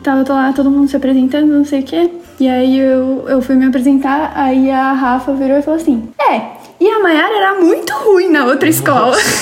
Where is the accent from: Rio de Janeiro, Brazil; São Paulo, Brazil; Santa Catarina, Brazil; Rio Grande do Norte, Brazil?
São Paulo, Brazil; São Paulo. Uhum. Minha família, desde, acho que faz um tempinho, que é do Jaraguá